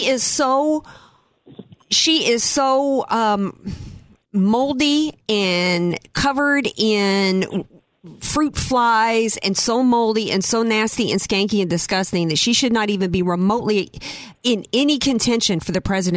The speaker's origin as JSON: {"language": "English", "region": "the South", "country": "United States", "moved": "yes", "lives_now": "La Jolla, United States", "said": "I'm from the South"}